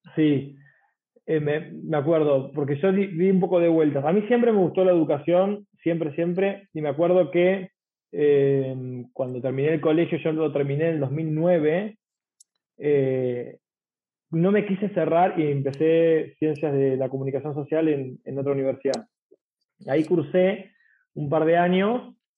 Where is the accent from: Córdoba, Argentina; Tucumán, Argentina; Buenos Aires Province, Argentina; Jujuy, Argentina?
Buenos Aires Province, Argentina; San Isidro; yo soy de San Isidro